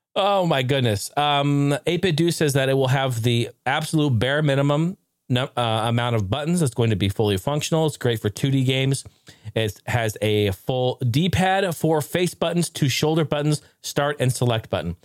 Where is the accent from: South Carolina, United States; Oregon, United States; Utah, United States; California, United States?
Oregon, United States; Portland; my hometown.